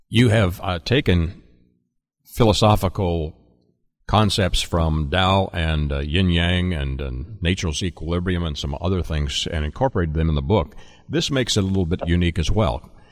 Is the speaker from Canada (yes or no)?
yes; Canada; I am a Canadian by heritage and birth